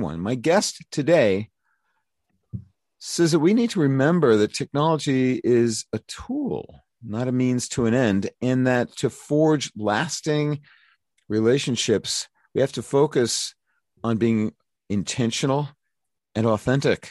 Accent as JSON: {"language": "English", "town": "New York City", "region": "New York", "country": "United States", "tie": "born or raised there", "said": "my hometown, Brooklyn, New York."}